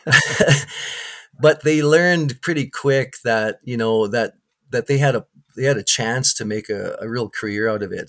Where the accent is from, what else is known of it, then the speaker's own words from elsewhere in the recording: Winnipeg, Manitoba, Canada; growing up in Winnipeg, you know, from 80, 1983 on